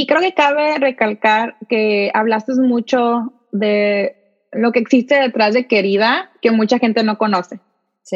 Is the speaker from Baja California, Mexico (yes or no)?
yes; Tijuana, Baja California, Mexico; now in San Diego, United States; Yo soy de, originalmente soy de Tijuana, ahorita vivo en San Diego